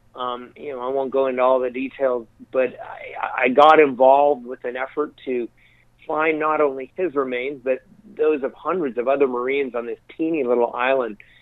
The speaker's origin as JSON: {"language": "English", "region": "Colorado", "country": "United States", "tie": "born or raised there", "also_born_or_lived": "Wyoming / New Mexico", "said": "born and raised in Colorado and spent most of my life in the Rocky Mountains"}